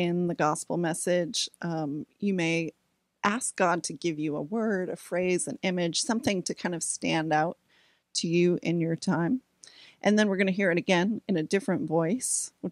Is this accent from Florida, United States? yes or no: no; Topsham, Maine, United States; moved away; My hometown is Topsom, Maine. I'm a Maine girl